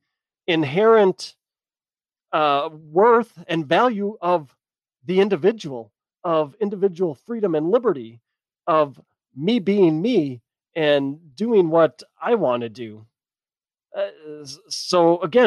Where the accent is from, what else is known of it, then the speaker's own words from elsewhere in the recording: United States; My identity lies in the fact that I am an American